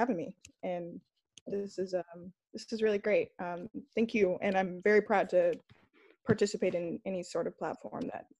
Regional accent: Los Angeles, California, United States; also born or lived in East Coast / the South; now in San Francisco, United States; I was born and raised in Los Angeles, California.

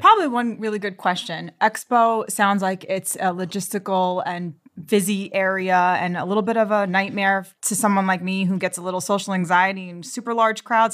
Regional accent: New York City, New York, United States; I'm from Queens, New York

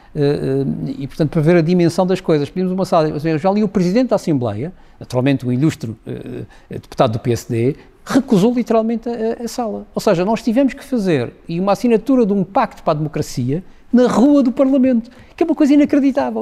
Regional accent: Madeira, Portugal; eu sou madeirense e tenho uma, uma, uma, relação muito emotiva com a Madeira

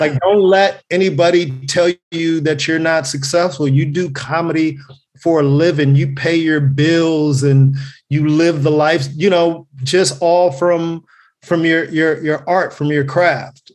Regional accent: Carson, California, United States; I'm born and raised in, in Los Angeles. Um, uh, Carson, California specifically. I grew up in Delamo.

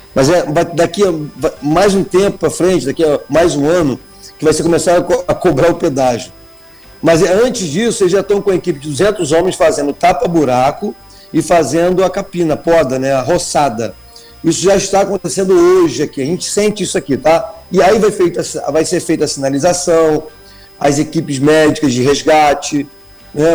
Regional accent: Moçoaba, Rio de Janeiro, Brazil; eu sou da Moçoaba

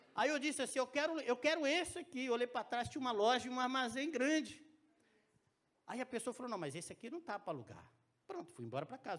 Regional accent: Minas Gerais, Brazil; moved away; Eu sou mineiro

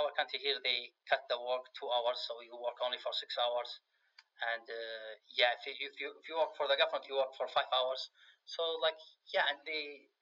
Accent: Riyadh, Riyadh Province, Saudi Arabia; English is a second language; also born or lived in Oregon, United States / Richmond, United States; in Riyadh here, I grew up in Riyadh

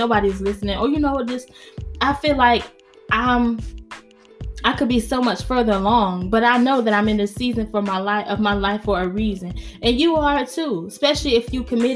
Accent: New York, United States; accent: New York; My New York accent came out

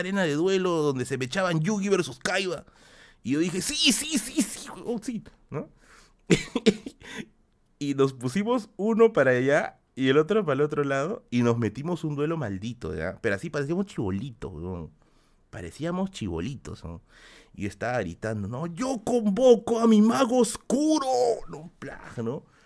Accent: Peruvian highlands, Aymara, Andean highlands, Peru; Soy serrano, carajo. Yo soy serrano. Yo soy cholo, cholo. Es más, Aymara. Soy Aymara

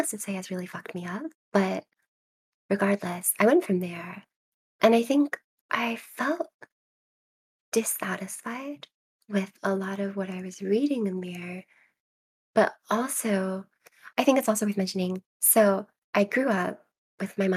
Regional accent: Charleston, South Carolina, United States; I'm from Charleston, South Carolina. And so my library was in South Carolina

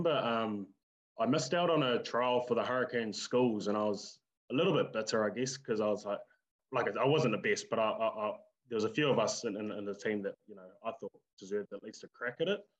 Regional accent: Lower Hutt, Wellington, New Zealand; I was born and raised in Lower Hutt.

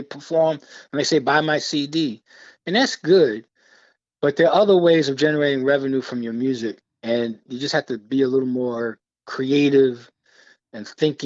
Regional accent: New York City, New York, United States; I grew up in Brooklyn, New York

